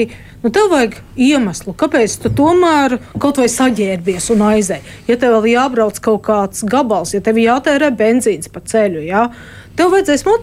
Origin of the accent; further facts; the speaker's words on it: Latvia; Es, nu, labi, es esmu latvietis